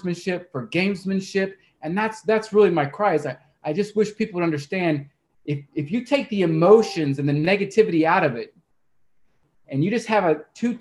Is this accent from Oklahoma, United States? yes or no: yes; Oklahoma, United States; also born or lived in Arizona; I'm from Oklahoma